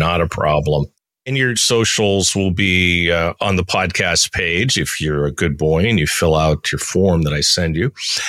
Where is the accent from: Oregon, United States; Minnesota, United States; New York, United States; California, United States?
California, United States; San Francisco; I'm from San Francisco